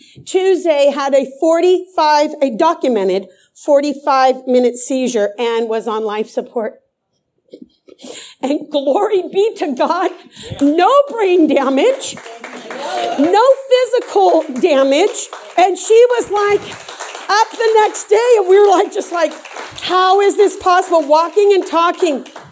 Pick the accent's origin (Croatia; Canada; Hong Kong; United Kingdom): Croatia; But I'm from Croatia, so we're so blessed to have them.